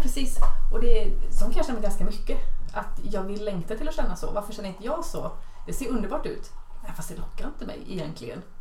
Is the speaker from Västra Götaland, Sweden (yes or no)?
yes; Borås, Västra Götaland, Sweden; jag är ju faktiskt boråsare